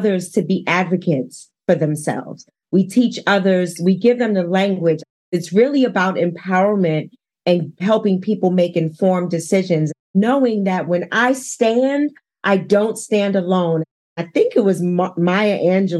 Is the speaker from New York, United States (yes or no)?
yes; New York City, New York, United States; moved away as an adult; now in Denver, United States; I was born and raised in Harlem